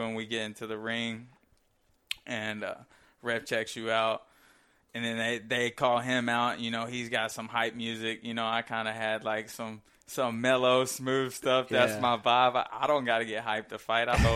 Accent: United States; I'm American. In America, man. Come to my land

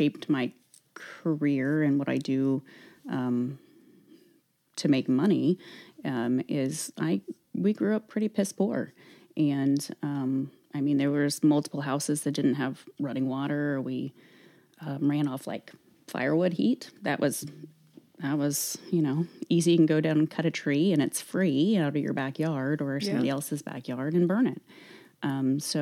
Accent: Tonganoxie, Kansas, United States; I was born kind of in the Tonganoxie region. And grew up there until I was five

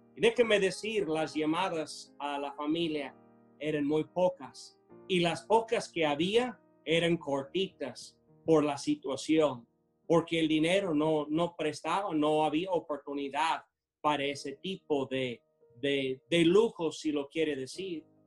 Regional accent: United States; Spanish is a second language; moved away as an adult; now in Tula, Mexico; Yo siendo americano en Estados Unidos celebramos el Día de Acción de Gracias.

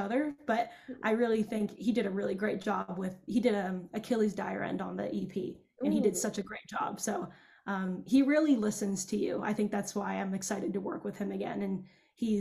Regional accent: Los Angeles, California, United States; we're also both from the Valley

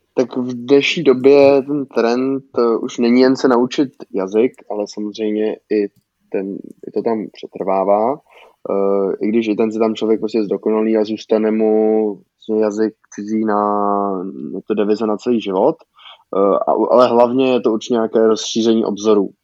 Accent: Czechia; u nás v Čechách

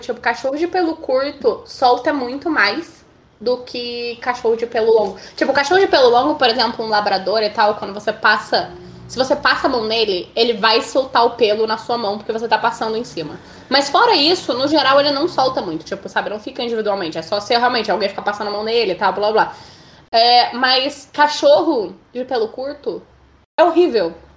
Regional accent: Brazil; a gente é brasileiro

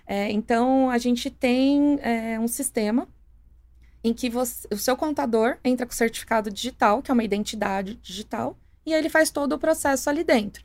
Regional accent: Santo André, São Paulo, Brazil; moved away as an adult; also born or lived in São Bernardo do Campo / Hortolândia; E mais morei em Santo André minha vida inteira

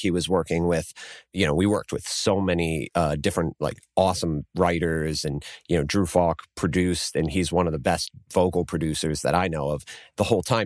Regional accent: Lancaster, Pennsylvania, United States; I'm from Lancaster

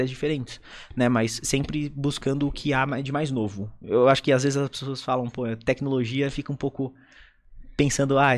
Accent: South Region, Brazil; eu sou do Sul

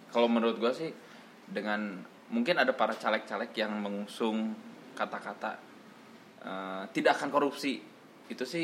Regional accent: Bandung, West Java, Indonesia; karena yang gue lihat di kota gue sendiri di Bandung fasilitas-fasilitas yang diberikan untuk eh, teman teman-teman kita yang difabel masih

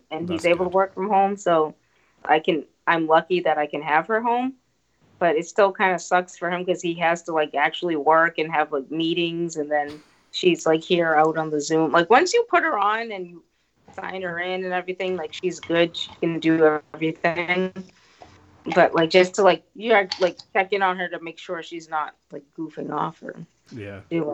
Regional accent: Boston, Massachusetts, United States; I'm in Boston

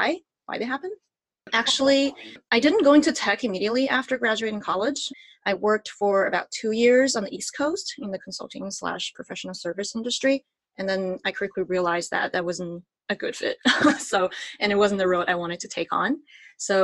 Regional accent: Sichuan, China; moved away as an adult; also born or lived in Virginia, United States; now in San Francisco, United States; I was born and raised in Sichuan, China, and I moved to the United States to attend UVA, our alma mater, for college

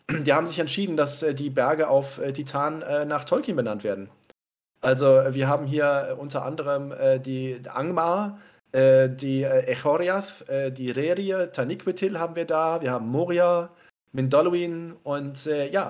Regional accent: Cologne, North Rhine-Westphalia, Germany; ich bin natürlich als äh, gebürtiger Kölner

